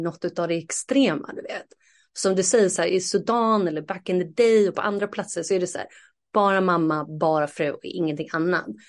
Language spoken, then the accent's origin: Swedish; Sweden; moved away; ett år tillbaka hemma i Sverige